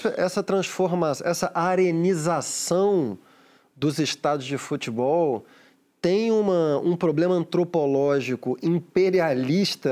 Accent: Rio de Janeiro, Brazil; Eu fui criado no, no Maracanã

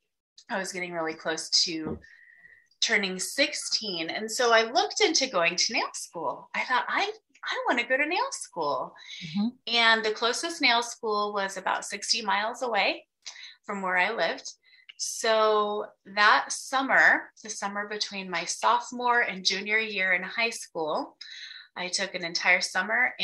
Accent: Wyoming, United States; I grew up in Wyoming

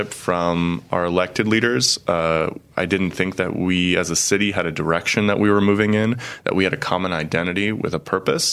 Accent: Cincinnati, Ohio, United States; moved away as an adult; also born or lived in Chicago, Illinois / Italy / Poland; now in Peoria, United States; I'm originally from Cincinnati, Ohio

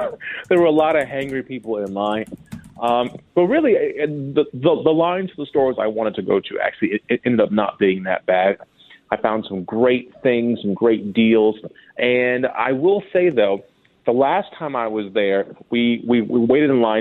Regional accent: Minnesota, United States; now in Los Angeles, United States; I'm from Minnesota

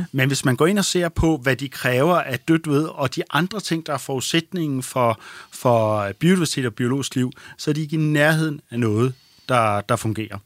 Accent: Denmark; vi som danskere

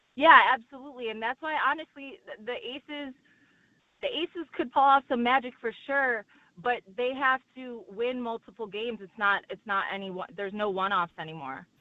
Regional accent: Chicago, Illinois, United States; I'm from Chicago

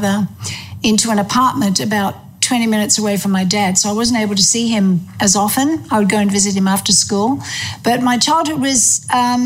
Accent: Melbourne, Victoria, Australia; also born or lived in England; I was born in England, and then when I was 5 years old, we migrated to Australia. And my father was the headmaster of Ormond College in Melbourne.

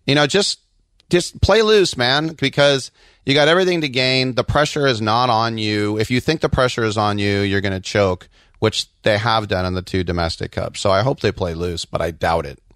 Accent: United States; As an American

